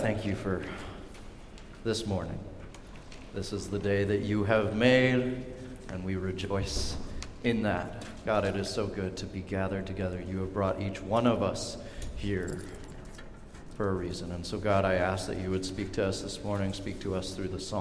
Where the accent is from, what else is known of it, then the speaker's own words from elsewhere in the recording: Seattle, Washington, United States; also born or lived in Pullman, Washington; Church that I grew up at down in Seattle